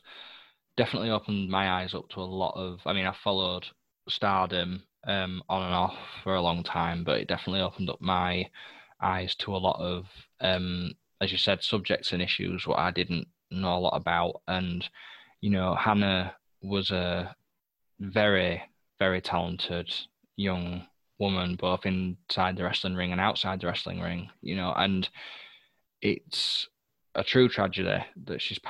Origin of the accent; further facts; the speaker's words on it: England, United Kingdom; British gentleman, English gentleman